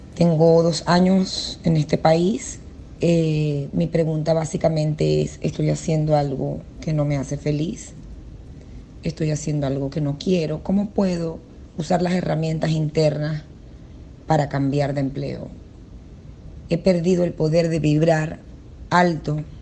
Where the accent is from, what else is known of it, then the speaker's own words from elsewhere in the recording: Venezuela; moved away as an adult; now in Jacksonville, United States; Yo soy de Venezuela y vivo en Jacksonville, Florida